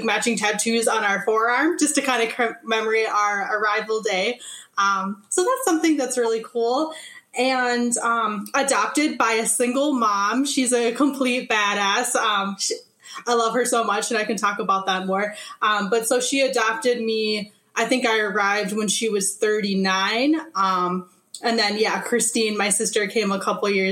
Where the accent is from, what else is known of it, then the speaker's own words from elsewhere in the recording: Minnesota, United States; also born or lived in Calcutta, India / Aitkin, Minnesota; I grew up on the Iron Range of Minnesota initially, so like way up north, like think of Aurora, Hoyt Lakes, Biwabik. We moved to Aiken, Minnesota when I was 10 or 11, and that's where I lived until I went off to college.